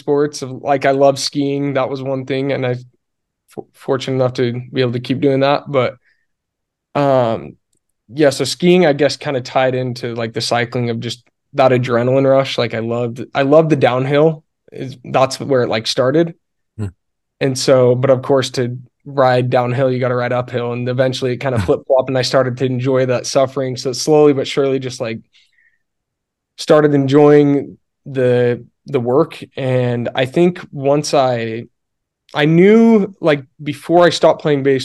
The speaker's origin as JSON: {"language": "English", "town": "Alpine", "region": "Utah", "country": "United States", "tie": "born or raised there", "said": "I grew up in Alpine, Utah."}